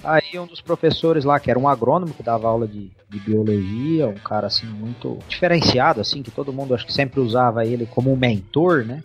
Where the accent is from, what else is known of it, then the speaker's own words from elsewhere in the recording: São José do Rio Preto, São Paulo, Brazil; Eu sou natural de São José do Rio Preto, estado de São Paulo. Basicamente, a criação foi toda aí